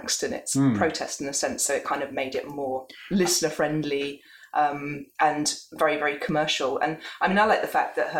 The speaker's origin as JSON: {"language": "English", "area": "Norfolk", "region": "East of England", "country": "United Kingdom", "tie": "born or raised there", "said": "when I was growing up in Norfolk"}